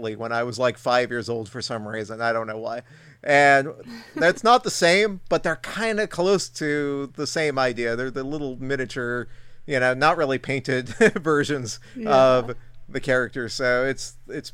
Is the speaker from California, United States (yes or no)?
yes; California, United States; I grew up in California